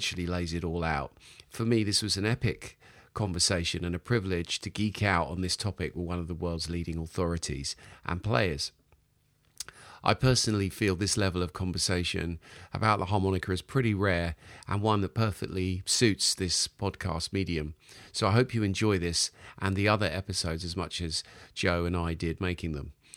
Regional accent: United Kingdom; now in London, United Kingdom; as a Brit

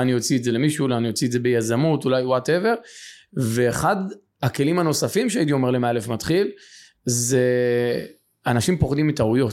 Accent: Beit Shemesh, Jerusalem District, Israel; גדלתי בשכונת עוני ופשע. אה, מה שנקרא יכולתי ברמת לח"י בבית שמש

